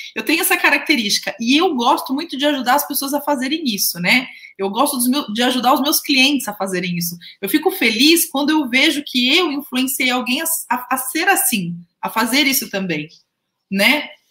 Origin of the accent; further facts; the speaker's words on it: near Jundiaí, São Paulo, Brazil; accent: interior (caipira) accent, retroflex r in 'porta'; lá na casa da minha mãe é casa de interior, né? Então, vocês viram que o meu sotaque, né? Eu falo porta, né? Não sou de Jundiaí